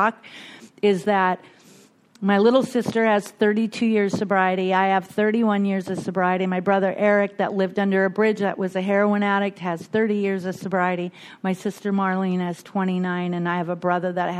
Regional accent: Bellingham, Washington, United States; I was born and raised in Bellingham, Washington, one of six kids

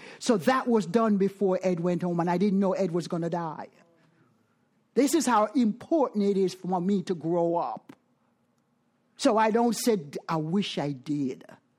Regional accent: Jamaica; moved away; I am from Jamaica.

